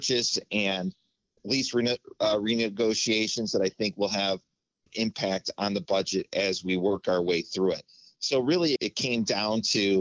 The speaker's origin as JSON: {"language": "English", "town": "Lockport", "region": "Illinois", "country": "United States", "tie": "born or raised there", "said": "I grew up in the Lockport, Joliet area"}